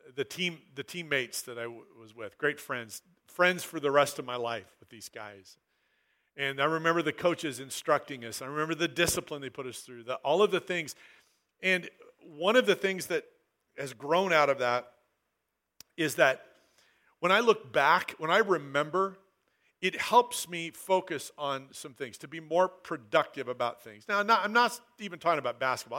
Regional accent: Southern Oregon, United States; I grew up in Southern Oregon

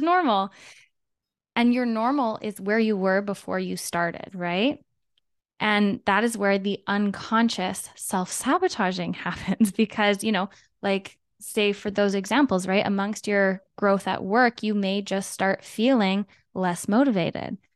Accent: Canada; I am from Canada.

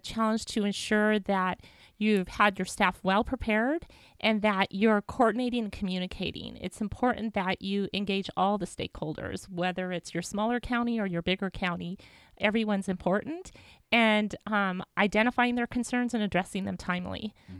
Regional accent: Whittier, California, United States; I grew up in Whittier went to school

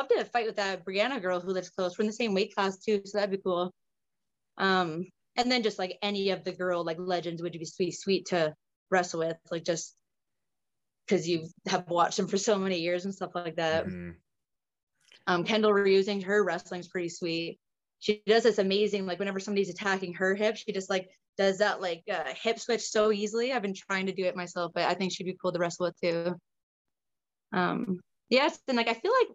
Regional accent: Ontario, Canada; also born or lived in British Columbia; now in Nova Scotia, Canada; I'm originally from Ontario

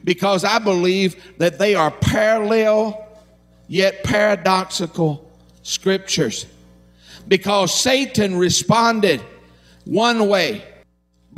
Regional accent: Harlan County, Kentucky, United States; I'm from Harlan County

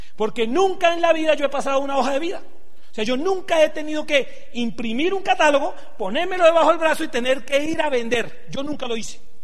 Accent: Venezuela; also born or lived in Santander, Colombia; now in Colombia; Soy venezolano, tengo cédula venezolana

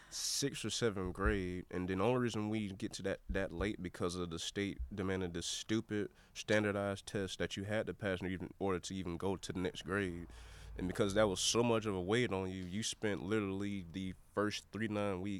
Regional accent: Southeast, United States; for a kid growing up in the Southeast, a black kid growing up in the Southeast

